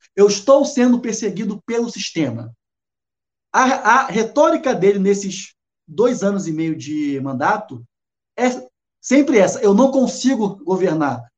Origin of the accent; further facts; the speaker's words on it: Rio de Janeiro, Brazil; moved away as an adult; now in Salvador, Brazil; Eu sou carioca, mas moro aqui com muito orgulho em Salvador